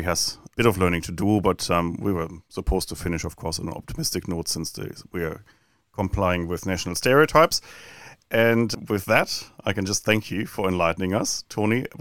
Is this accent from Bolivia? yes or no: no; New Zealand; over those 30-something years in our New Zealand culture